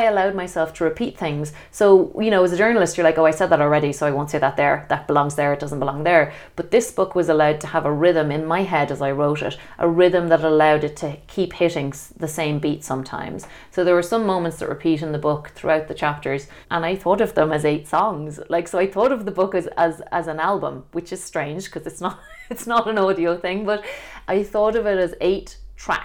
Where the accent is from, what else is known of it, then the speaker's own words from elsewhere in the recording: Ireland; the type of traditional shape that we grew up with in Ireland